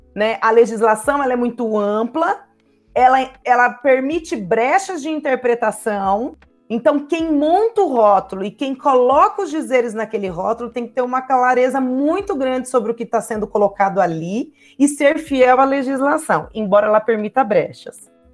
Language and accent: Portuguese; Ribeirão Preto, São Paulo, Brazil; moved away as an adult; now in Poços de Caldas, Brazil; sou de Ribeirão Preto, mas moro em Poços de Caldas já tem aproximadamente é, 13 anos